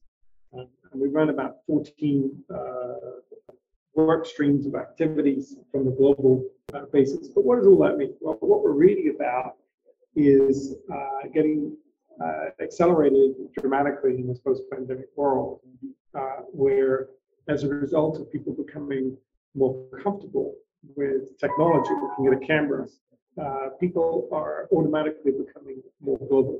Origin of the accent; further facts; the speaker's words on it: England, United Kingdom; I was born in England